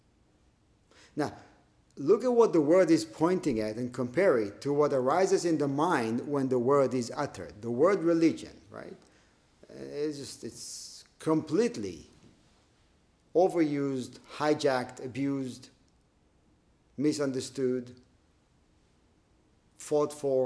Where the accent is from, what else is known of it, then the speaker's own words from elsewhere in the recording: Israel; growing up in Israel